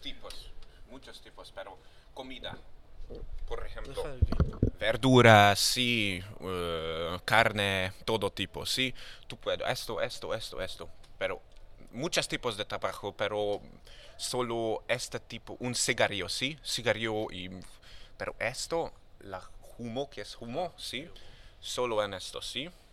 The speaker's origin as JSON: {"language": "Spanish", "country": "Hungary", "second_language": "Spanish", "moved": "as an adult", "lives_now": "Barcelona, Spain", "said": "en mi país, Hungría"}